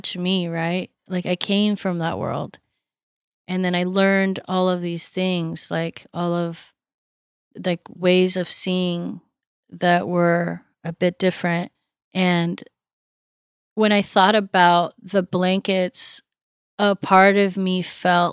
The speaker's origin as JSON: {"language": "English", "town": "Santa Barbara", "region": "California", "country": "United States", "tie": "born or raised there", "also_born_or_lived": "New York", "moved": "as an adult", "said": "Growing up in Santa Barbara and going to school at Parsons"}